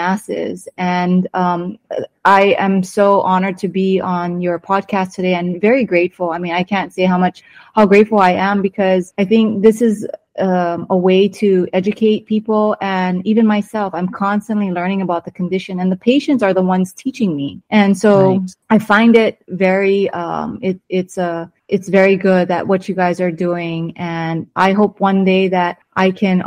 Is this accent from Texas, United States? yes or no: no; Hawaii, United States; moved away as an adult; also born or lived in California; now in Temecula, United States; I was born and raised in Hawaii